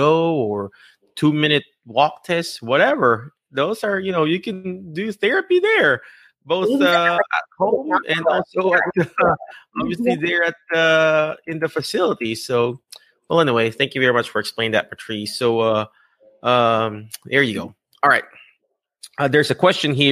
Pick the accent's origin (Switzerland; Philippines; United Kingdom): Philippines; an ordinary Filipino dude